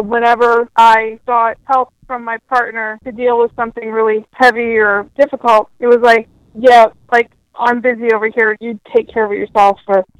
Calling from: Detroit, Michigan, United States; I'm calling from Detroit, Michigan.

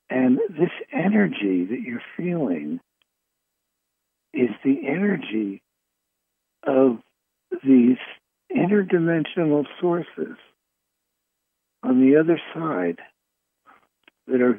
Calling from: Fairfield, California, United States; I'm calling from Fairfield, California.

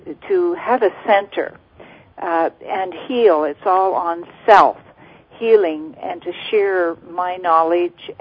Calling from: Nova Scotia, Canada; I'm calling from Nova Scotia, Canada

